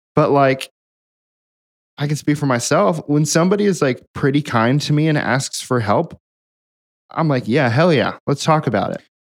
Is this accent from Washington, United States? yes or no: no; Hamilton, Ohio, United States; moved away; my hometown of Hamilton, Ohio